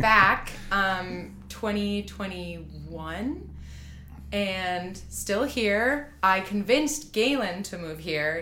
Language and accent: English; Rochester, New York, United States; I grew up around Eastman, okay, um, in Rochester, outside of Rochester